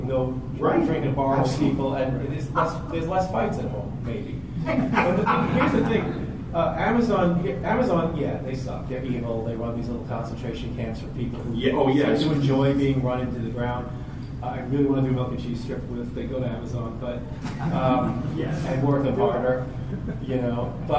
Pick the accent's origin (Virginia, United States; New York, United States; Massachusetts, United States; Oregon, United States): New York, United States; Staten Island; We're from Staten Island, but...